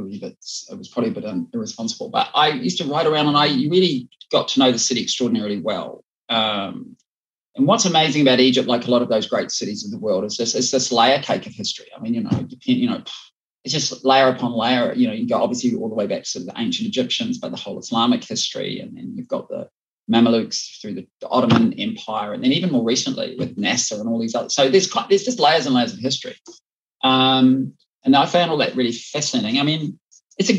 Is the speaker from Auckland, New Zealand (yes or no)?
yes; Auckland, New Zealand; moved away as an adult; also born or lived in London / New York / Cairo; I was from Auckland. In New Zealand, when I grew up, was a population of, you know, 2.8 million people.